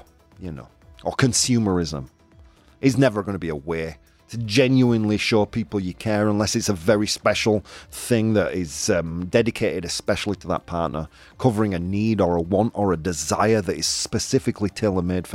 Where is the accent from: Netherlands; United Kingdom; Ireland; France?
United Kingdom; now in Australia; I am British